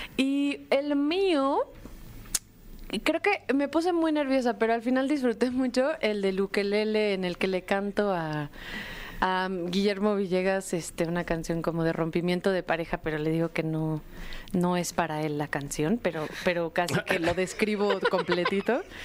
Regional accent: Mexico; como mujeres mexicanas

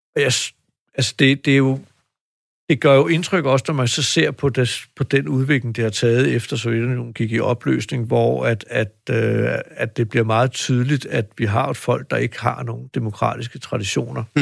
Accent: Denmark; vi som danskere

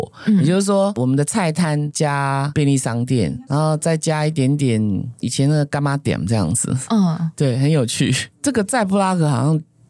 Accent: southern Taiwan, Taiwan; now in Taipei, Taiwan; 嗯，好，就好像我们南部人会来台北，然后台北人去南部玩一样。

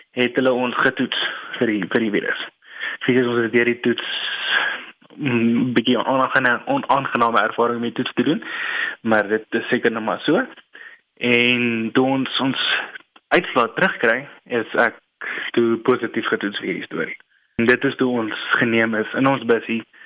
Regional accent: South Africa; ons is 20 Suid-Afrikaners

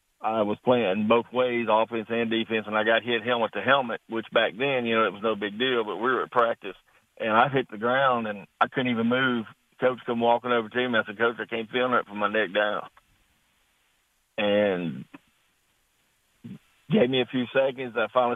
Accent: East Texas, United States; now in South Carolina, United States; I grew up in East Texas and played football there, you know, from seventh grade all the way to high school.

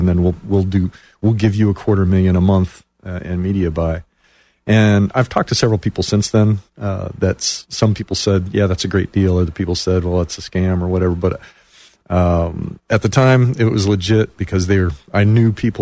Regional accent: Detroit, Michigan, United States; moved away as an adult; now in Orlando, United States; I grew up in the Detroit area and came down here 30 years ago to get my MBA at Rollins

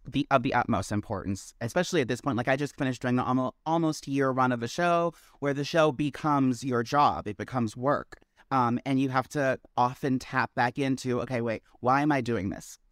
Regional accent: Maryland, United States; now in New York, United States; I originated in Maryland.

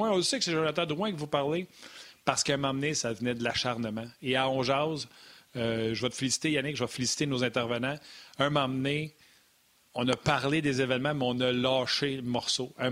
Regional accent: Quebec, Canada; Je suis québécois. Je sais que c'est euh, c'est quoi jouer à Montréal.

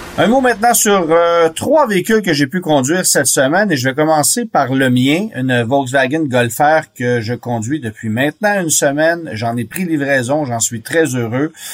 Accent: Canada; chez nous au Canada

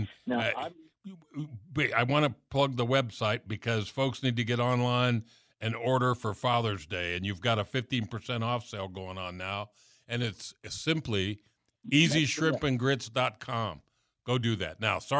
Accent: Miami, Florida, United States; I grew up in South Florida.

